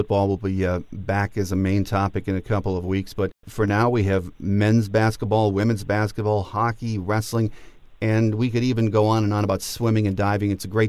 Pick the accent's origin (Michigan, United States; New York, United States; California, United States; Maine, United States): Michigan, United States; Newport; she's from my hometown, my home parish, my little grade school of St. Charles in Newport, Michigan.